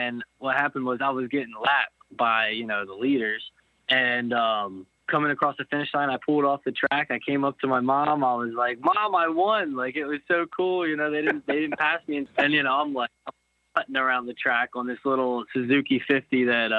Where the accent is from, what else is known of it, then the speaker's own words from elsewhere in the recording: East Earl, Pennsylvania, United States; I grew up actually in a small town, East Earl, for the majority of my life